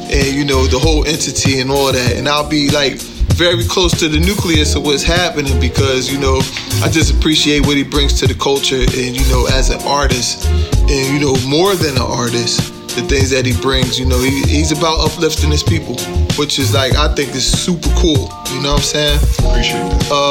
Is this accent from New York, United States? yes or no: yes; New York City, New York, United States; New York. Yeah, I'm from Brooklyn.